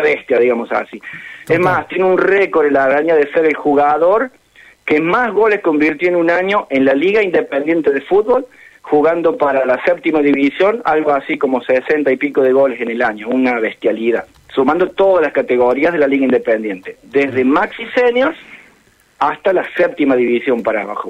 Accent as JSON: {"language": "Spanish", "region": "Córdoba", "country": "Argentina", "tie": "born or raised there", "moved": "as an adult", "lives_now": "Calchín, Argentina", "said": "yo soy nacido en Córdoba ¿Mm? y en el año 2000 me vine a vivir a Calchín"}